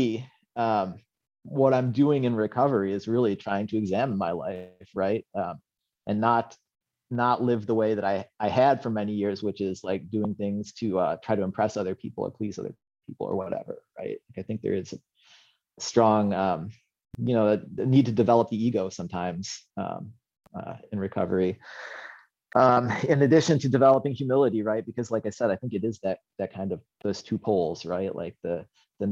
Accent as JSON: {"language": "English", "region": "Western New York", "country": "United States", "tie": "born or raised there", "moved": "yes", "lives_now": "Seattle, United States", "said": "I was born in Western New York, which people hear that and they think, like, oh, New York, like Manhattan, Park Slope and stuff. It's, well, New York's a big state"}